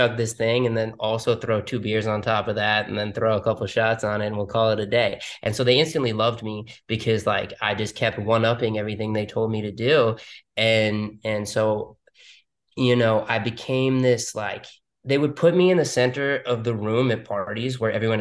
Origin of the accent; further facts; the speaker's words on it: New York City, New York, United States; moved away as an adult; now in Miami, United States; I was born and raised in Manhattan, New York.